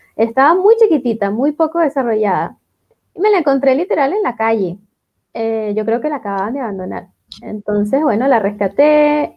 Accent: Venezuela; moved away as an adult; now in Chile; yo soy venezolana, eh, yo me formé en Venezuela

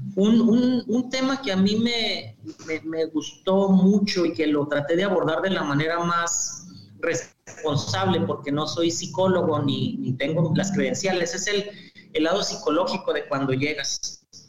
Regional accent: Torreón, Coahuila, Mexico; moved away as an adult; also born or lived in Ciudad Juárez / Tennessee / Michigan; yo soy originario del norte de México, de Torreón, Coahuila específicamente

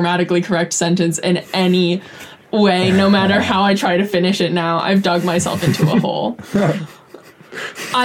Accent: California, United States; as a Californian

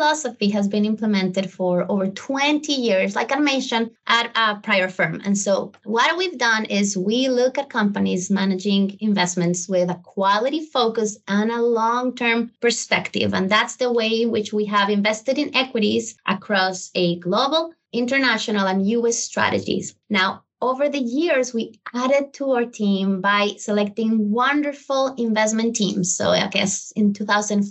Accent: Colombia; English is a second language; also born or lived in Spain; now in United States; I was born in Colombia. I grew up there, and then I lived for many years in Spain before moving to the U.S.

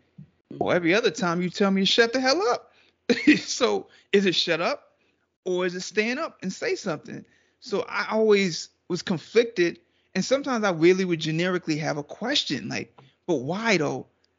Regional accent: Trinidad & Tobago

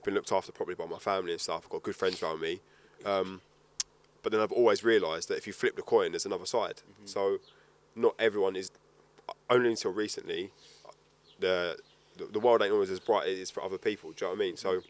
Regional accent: London, United Kingdom; So I was born in Farmer Hospital in Bromley, London. Yeah. And then I lived there for 15, 16 years. And then my dad, I come from a proper standard South East London family

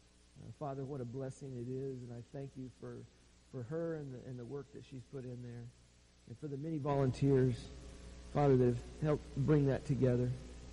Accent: Oregon, United States; moved away; We're from Oregon. We're not from Portland, but we're from Oregon, and there's a difference.

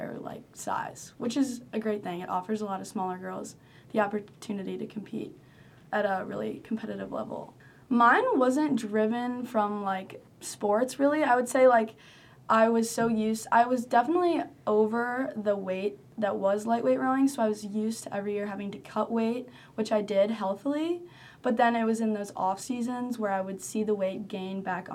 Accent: Chicago, Illinois, United States; moved away as an adult; now in North Carolina, United States; I'm from Chicago, and I'm a sophomore here at UNC.

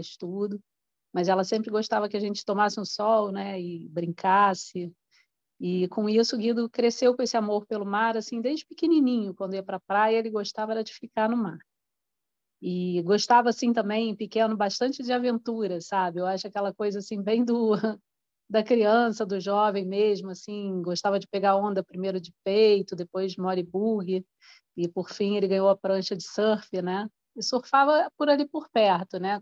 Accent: Rio de Janeiro, Brazil; a gente cresceu, né, no Rio de Janeiro, cidade do Rio, em Copacabana

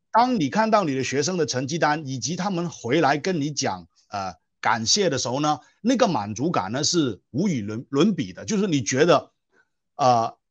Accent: Guangzhou, Guangdong, China; first language Cantonese; Chinese is a second language; moved away as an adult; now in Malaysia; 我的家乡是中国广州了哈。呃，那我是广东人

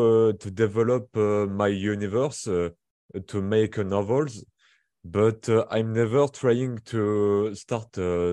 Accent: Brittany, France; English is a second language; I'm from France, in Bretagne.

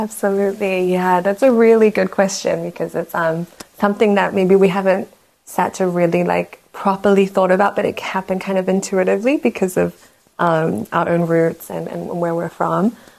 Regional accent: New Zealand; also born or lived in Myanmar; I'm from Myanmar originally, from Burma, as some people know it. Um, but I grew up in New Zealand, so spent most of my childhood between the two countries. I moved there when I was like five or six years old

